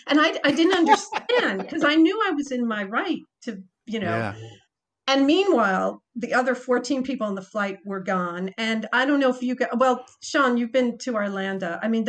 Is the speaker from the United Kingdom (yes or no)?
no; Croatia; English is a second language; That's why I came from Croatia.